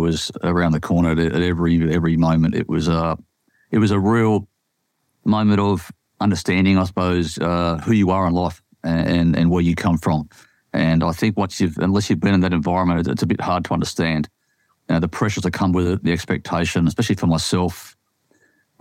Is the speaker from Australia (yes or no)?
yes; Sydney, New South Wales, Australia; I grew up in Sydney my whole life.